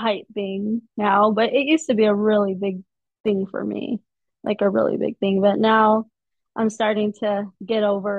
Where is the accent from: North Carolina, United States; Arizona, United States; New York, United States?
Arizona, United States; from Arizona